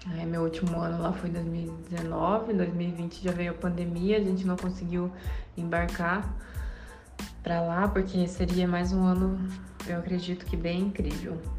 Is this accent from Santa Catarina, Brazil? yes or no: no; Indaiatuba, São Paulo, Brazil; sou de Indaiatuba, interior de São Paulo